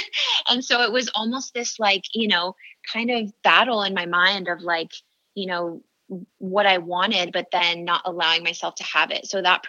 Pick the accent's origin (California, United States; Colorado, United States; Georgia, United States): California, United States; San Diego; also born or lived in Bay Area, California; was up in the Bay Area for about 7 years. I went to school up there, but I grew up in San Diego, so I'm back home